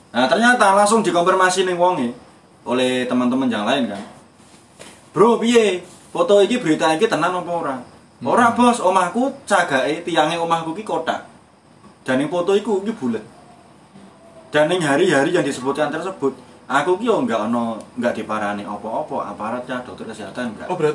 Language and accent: Indonesian; Demak, Central Java, Indonesia; Sebenarnya gue kasusnya neng kampungku kan. Ono Jawa Tengah kan itu Demak kan. Desa kerajaan.